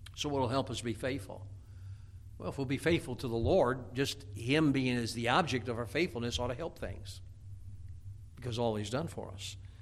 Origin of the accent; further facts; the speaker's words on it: United States; moved away; I grew up in Chicagoland area, and, uh, which is right between where I lived was between Chicago and Gary, Indiana